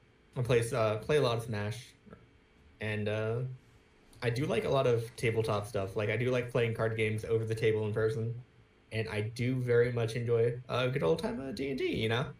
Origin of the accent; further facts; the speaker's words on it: on the Georgia-Florida line, United States; moved away; also born or lived in Virginia Beach, Virginia; I was a country boy until I moved from Georgia to Virginia Beach.